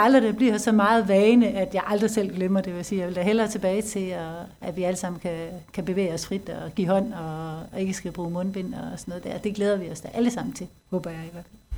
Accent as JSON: {"language": "Danish", "country": "Denmark", "said": "vi som danskere"}